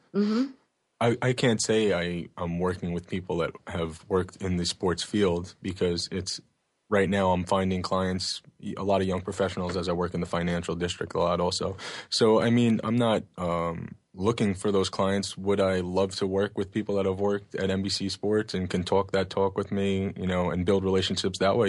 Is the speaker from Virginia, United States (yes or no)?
no; Oceanside, New York, United States; I grew up in Oceanside, which is in Long Island on the South Shore